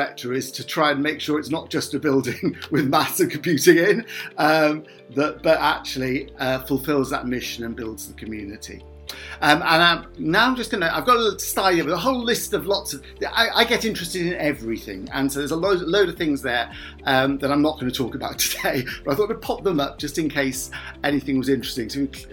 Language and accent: English; Cardiff, Wales, United Kingdom; also born or lived in Tiree, Scotland; now in Swansea, United Kingdom; I was brought up in Cardiff